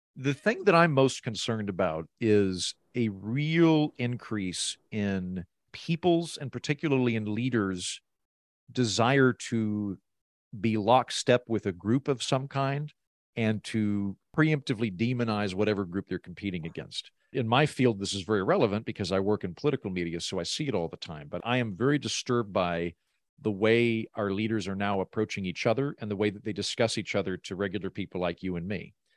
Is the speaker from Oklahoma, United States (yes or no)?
yes; Oklahoma, United States; moved away; I'm from Oklahoma, so I'm from the middle of the country, but I tend to live in very blue, creative, cosmopolitan cities